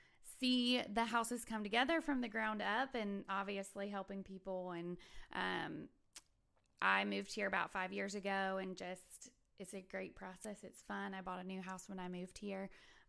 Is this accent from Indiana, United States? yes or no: no; Virginia, United States; now in Huntsville, United States; I'm from Virginia.